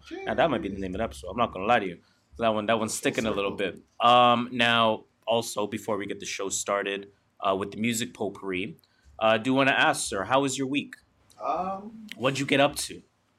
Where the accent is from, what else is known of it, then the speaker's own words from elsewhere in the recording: Canada; .ca because we are Canadian, .ca because it is allegedly cheaper.